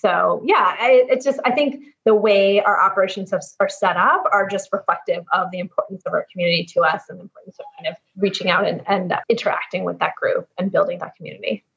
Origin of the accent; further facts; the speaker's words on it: East Coast, United States; now in San Francisco, United States; I was growing up on the East Coast, but i have been transplant and now out here in San Francisco